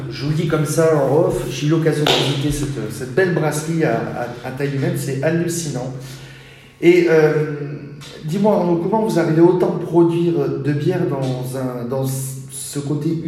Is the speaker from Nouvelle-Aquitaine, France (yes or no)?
yes; Bayonne, Nouvelle-Aquitaine, France; Bayonne est ma ville de cœur parce que je suis d'origine du Pays Basque